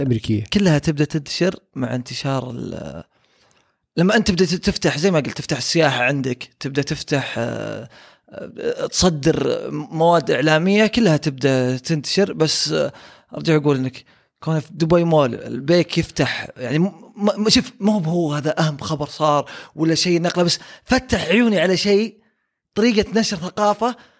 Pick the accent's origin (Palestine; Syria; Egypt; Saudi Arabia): Saudi Arabia